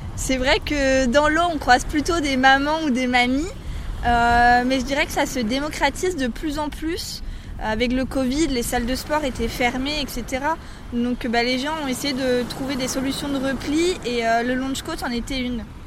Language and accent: French; Brittany, France; en tant que pure bretonne